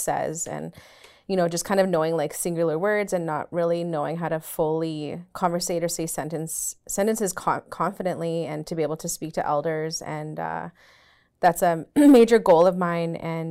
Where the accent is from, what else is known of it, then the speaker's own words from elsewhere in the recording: Swan Lake First Nation, Manitoba, Canada; I'm from Swan Lake First Nation.